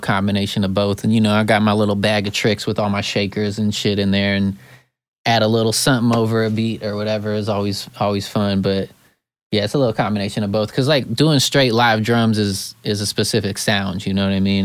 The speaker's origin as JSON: {"language": "English", "town": "Eugene", "region": "Oregon", "country": "United States", "moved": "yes", "lives_now": "California, United States", "said": "I come from Eugene, Oregon. It's a very small, hippie town in Oregon."}